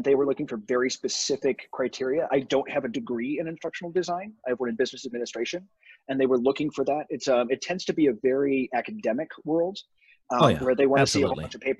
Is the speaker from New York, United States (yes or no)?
yes; Buffalo, New York, United States; moved away as an adult; also born or lived in Toronto / Cleveland; I'm originally from Buffalo, New York, lived in Toronto